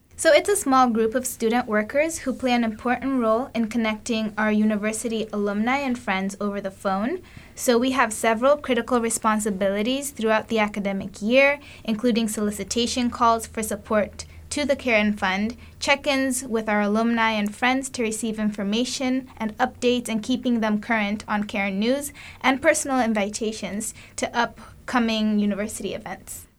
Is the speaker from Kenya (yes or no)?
yes; Kenya; moved away as an adult; now in United States; I'm from Kenya